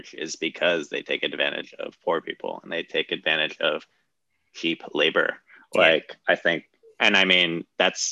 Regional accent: United States; I love being an American

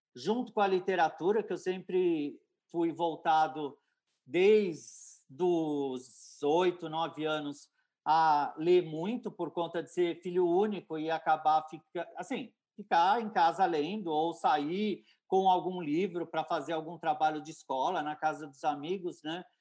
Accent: Santos, São Paulo, Brazil

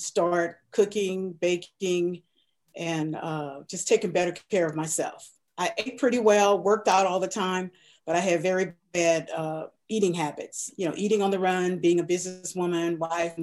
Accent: New Orleans, Louisiana, United States; moved away; also born or lived in California; I grew up in New Orleans

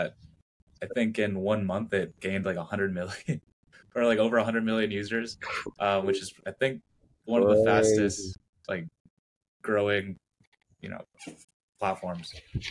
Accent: Montana, United States; I'm from Montana

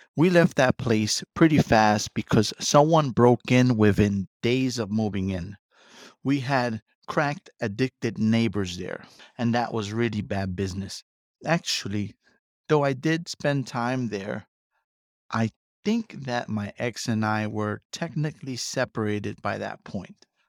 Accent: New York City, New York, United States; moved away as an adult; also born or lived in Brooklyn; now in Queens, New York, United States; I am from the Bronx

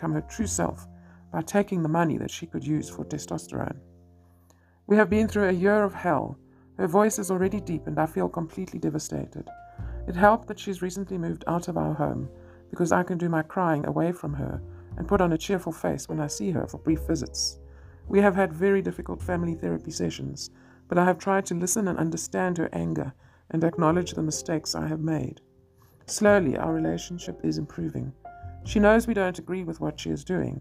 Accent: South Africa; I'm a mother from South Africa

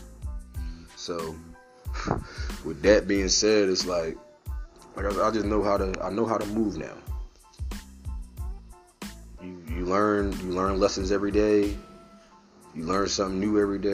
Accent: Philadelphia, Pennsylvania, United States; I'm from Philly

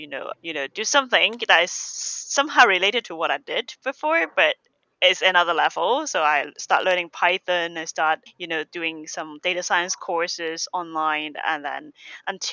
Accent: Hong Kong; moved away as an adult; now in United Kingdom; I'm from Hong Kong

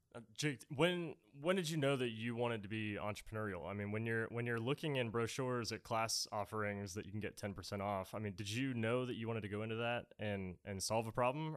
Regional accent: Pittsburgh, Pennsylvania, United States; moved away; I'm originally from Pittsburgh, Pennsylvania

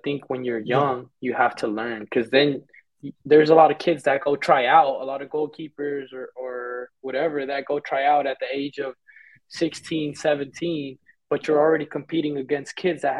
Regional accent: Fort Worth, Texas, United States; first language Spanish; moved away as an adult; now in Mexico; I'm from Fort Worth, Texas

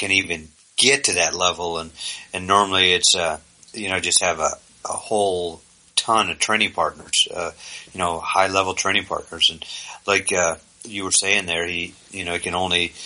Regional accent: East Coast, United States; moved away; I'm from the East Coast

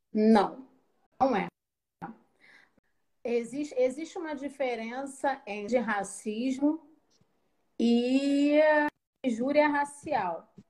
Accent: Rio de Janeiro, Brazil; Eu sou do Rio de Janeiro, né? Falo aqui do subúrbio do Rio de Janeiro.

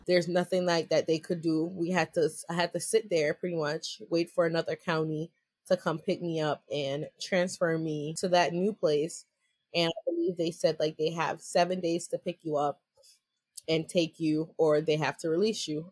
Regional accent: New York, United States; I'm from New York.

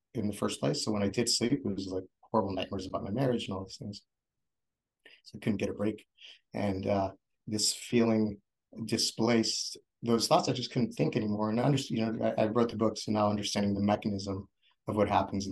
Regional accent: Oceanside, California, United States; moved away as an adult; And this is where I grew up. I grew up in Oceanside.

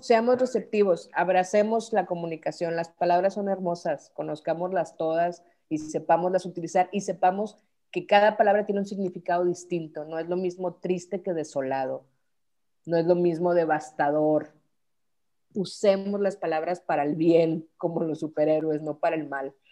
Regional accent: Mexico

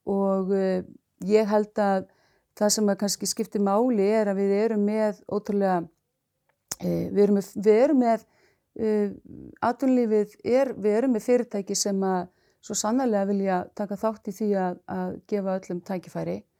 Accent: Reykhólar, Westfjords, Iceland; moved away; ég kem úr sveit, ég er uppalinn í sveit, bara sveitastúlka úr, frá hérna, Reykjólum, aln upp þar

